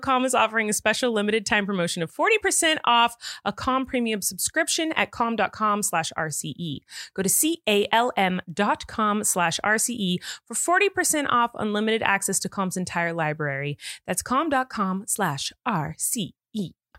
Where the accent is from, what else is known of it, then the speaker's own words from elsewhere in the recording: California, United States; As a Californian, that is my take.